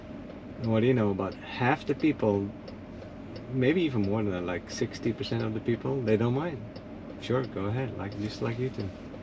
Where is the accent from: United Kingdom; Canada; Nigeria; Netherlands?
Netherlands; moved away as an adult; now in Naples, United States; I'm from the Netherlands.